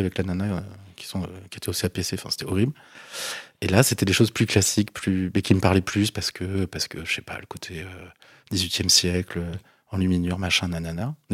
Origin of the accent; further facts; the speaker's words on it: Bordeaux, Nouvelle-Aquitaine, France; moved away as an adult; je suis de Bordeaux